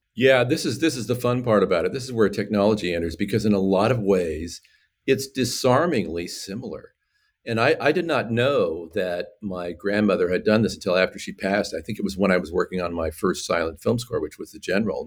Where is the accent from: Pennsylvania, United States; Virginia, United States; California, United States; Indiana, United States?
California, United States; I'm an American. I grew up in California